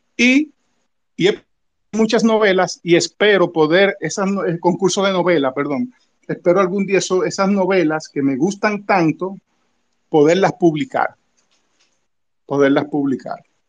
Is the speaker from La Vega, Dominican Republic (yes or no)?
no; Santo Domingo, Distrito Nacional, Dominican Republic; nací y me crié en el Ensancho Sama